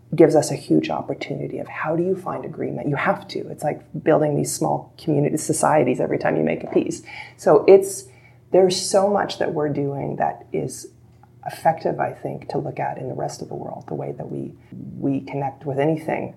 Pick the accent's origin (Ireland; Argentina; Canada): Canada; being Canadian